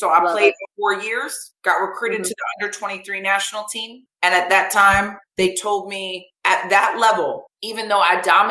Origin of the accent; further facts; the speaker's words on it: Vero Beach, Florida, United States; I grew up in Vero Beach, Florida